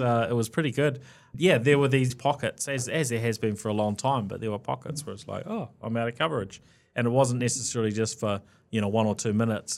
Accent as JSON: {"language": "English", "country": "New Zealand", "said": "being a Kiwi"}